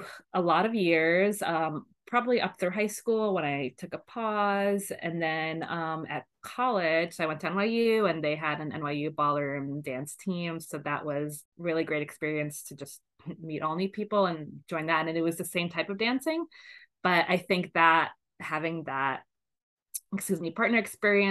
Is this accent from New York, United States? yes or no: yes; New York City, New York, United States; I grew up in Brooklyn